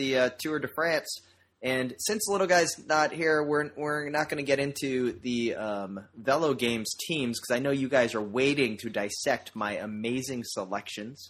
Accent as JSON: {"language": "English", "region": "Rhode Island", "country": "United States", "tie": "born or raised there", "moved": "yes", "lives_now": "Orlando, United States", "said": "Rhode Island, my home state"}